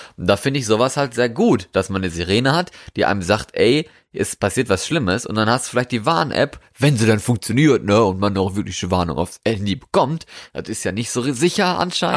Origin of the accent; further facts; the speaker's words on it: Germany; hier bei uns in Deutschland